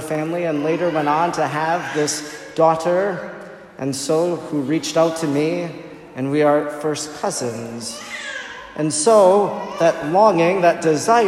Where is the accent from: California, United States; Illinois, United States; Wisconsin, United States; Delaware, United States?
Wisconsin, United States; Oconto; she was a single mother who lived with my grandmother that I grew up with in Oconto